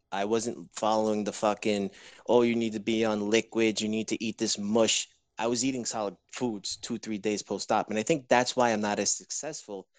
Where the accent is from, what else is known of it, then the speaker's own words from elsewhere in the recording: New York, United States; also born or lived in Orlando, Florida; I'm from New York